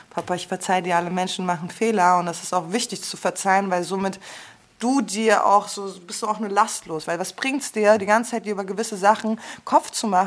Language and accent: German; Frankfurt, Hesse, Germany; Ja, wir sind schon ein bisschen anders. Vor allem als Frankfurterin dann auch noch, ne?